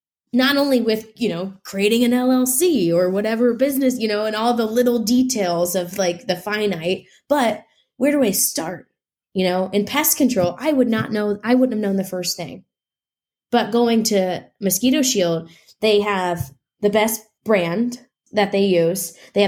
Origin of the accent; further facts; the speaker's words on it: Midwest, United States; Well, I'm from the Midwest, so work isn't like scary to me.